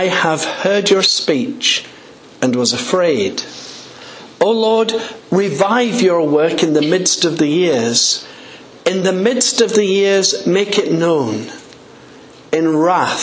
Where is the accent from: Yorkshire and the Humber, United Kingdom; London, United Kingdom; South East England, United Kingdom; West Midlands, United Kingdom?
Yorkshire and the Humber, United Kingdom; just outside the city of York; accent: English; I was born just outside the city of York in a very small village. My folk were farming people.